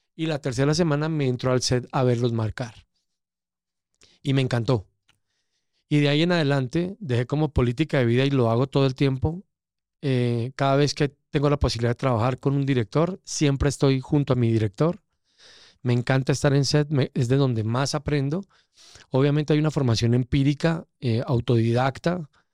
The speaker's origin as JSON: {"language": "Spanish", "region": "Eje Cafetero", "country": "Colombia", "tie": "born or raised there", "also_born_or_lived": "Bogotá, Colombia"}